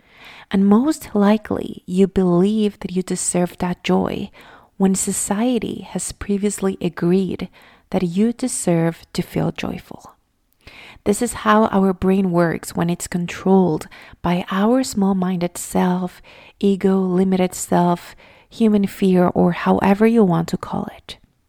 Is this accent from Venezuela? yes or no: yes; Venezuela; English is a second language; I'm originally from Venezuela, if you don't know.